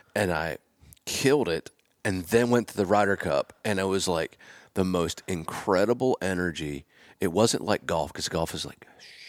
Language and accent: English; Pennsylvania, United States; I'm from Pennsylvania, so like I bleed blue and white